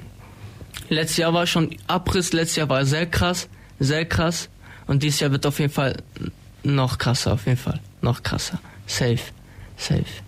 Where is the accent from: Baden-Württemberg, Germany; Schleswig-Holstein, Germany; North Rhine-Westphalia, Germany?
Baden-Württemberg, Germany; Ulm; Ich bin 19 Jahre alt, komme aus Ulm-Wiebling